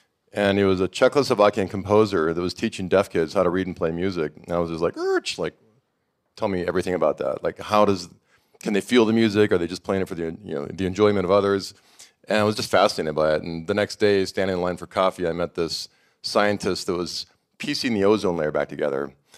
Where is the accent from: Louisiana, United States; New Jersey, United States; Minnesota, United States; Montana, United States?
Montana, United States; moved away as an adult; I grew up in Montana, couldn't wait to get out, went to Los Angeles, and I thought I was moving to the epicenter of creative genius